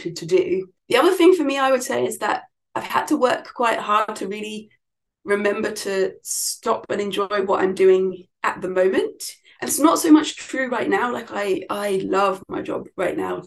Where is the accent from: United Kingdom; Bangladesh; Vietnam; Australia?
United Kingdom; London; moved away as an adult; also born or lived in Scotland; I'm from London and my mum was still there